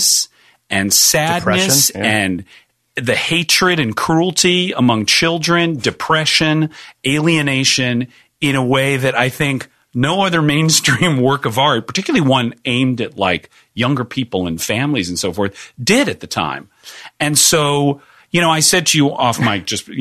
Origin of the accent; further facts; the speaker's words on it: Atlanta, Georgia, United States; moved away as an adult; also born or lived in Boston, Massachusetts; now in Los Angeles, United States; As a very young child growing up in the Atlanta suburbs